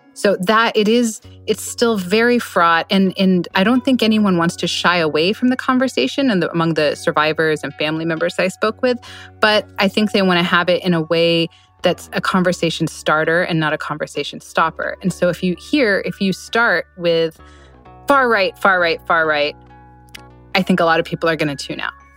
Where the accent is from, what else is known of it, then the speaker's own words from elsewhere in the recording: Oklahoma City, Oklahoma, United States; moved away; my home state